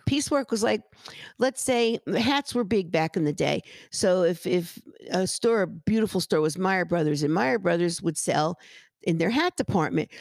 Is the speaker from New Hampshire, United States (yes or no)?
no; Paterson, New Jersey, United States; I grew up in Patterson